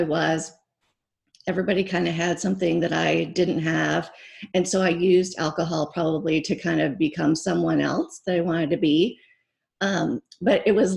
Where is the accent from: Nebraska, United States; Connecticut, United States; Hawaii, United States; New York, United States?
Nebraska, United States; also born or lived in California; now in Phoenix, United States; I grew up in Nebraska